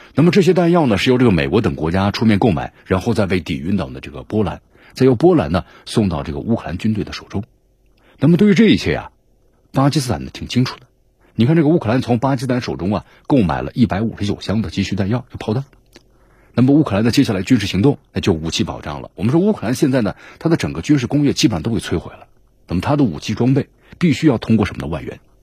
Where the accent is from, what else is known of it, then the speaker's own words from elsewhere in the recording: China; 我们中国